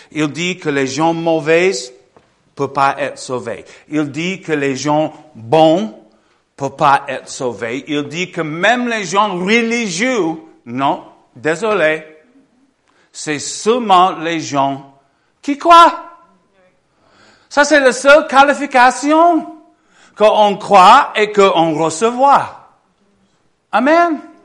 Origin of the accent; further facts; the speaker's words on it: Michigan, United States; French is a second language; moved away; j'ai grandi en Michigan